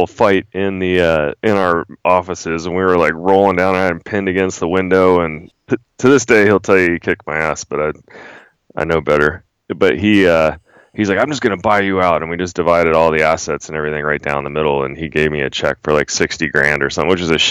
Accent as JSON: {"language": "English", "region": "Maryland", "country": "United States", "tie": "born or raised there", "also_born_or_lived": "Spokane, Washington / North Idaho / Frostburg, Maryland / Utah", "moved": "as an adult", "said": "we moved to Maryland when I was 12, and that's basically where all my formative years took place"}